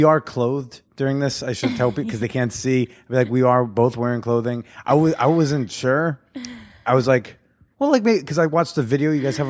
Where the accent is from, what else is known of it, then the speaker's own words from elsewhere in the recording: New Jersey, United States; I mean, I grew up like north of everything. So I never really got in touch with my Jersey roots.